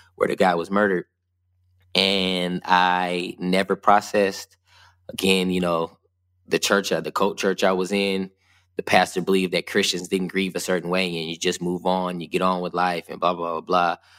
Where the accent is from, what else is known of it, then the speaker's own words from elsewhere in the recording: West Covina, California, United States; also born or lived in Ontario, California; I grew up in Southern California, in West Covina and Ontario, which are about 36 miles east of Los Angeles.